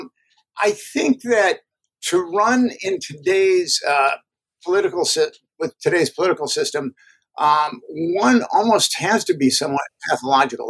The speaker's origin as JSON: {"language": "English", "town": "Minneapolis", "region": "Minnesota", "country": "United States", "moved": "yes", "said": "I'm from Minneapolis, and I go home probably once or twice. About once every year or so"}